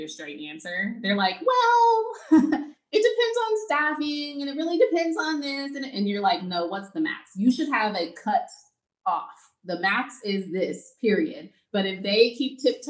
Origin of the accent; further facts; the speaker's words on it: Texas, United States; I'm from Texas.